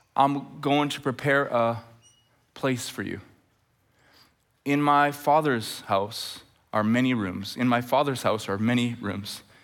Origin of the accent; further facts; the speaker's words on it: just north of Edmonton, Alberta, Canada; now in Chilliwack, Canada; as we're getting close to Edmonton, and it's just north of where I grew up